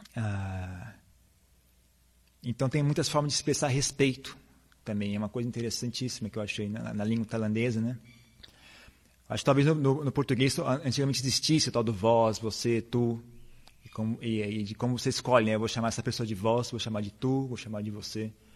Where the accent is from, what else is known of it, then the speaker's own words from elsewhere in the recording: Brazil; a gente é brasileiro